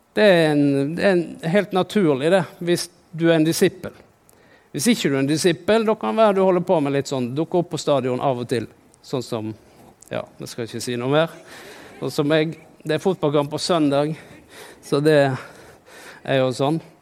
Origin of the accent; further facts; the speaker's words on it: Norway; jeg er jo fra Norge